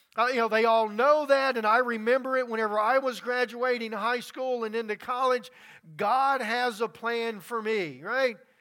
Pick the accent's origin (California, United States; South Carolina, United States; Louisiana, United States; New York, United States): Louisiana, United States; moved away; Growing up in Louisiana, I have seen many storms and many floods come through